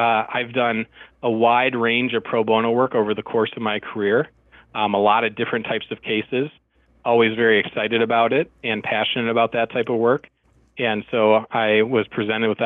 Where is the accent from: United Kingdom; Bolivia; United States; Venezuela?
United States; Milwaukee, Wisconsin; moved away as an adult; now in Minneapolis, United States; I grew up in Milwaukee, Wisconsin